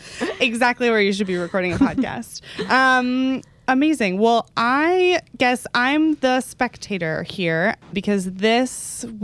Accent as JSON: {"language": "English", "region": "Texas", "country": "United States", "said": "I'm just from Texas"}